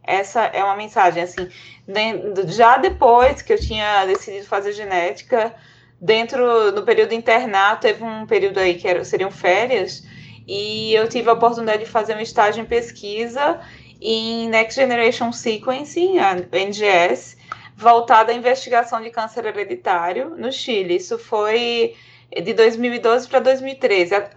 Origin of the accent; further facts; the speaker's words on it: João Pessoa, Paraíba, Brazil; eu sou de João Pessoa, fui para São Paulo